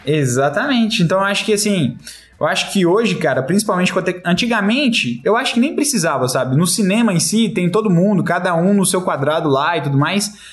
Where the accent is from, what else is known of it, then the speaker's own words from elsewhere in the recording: Brazil; somos brasileiros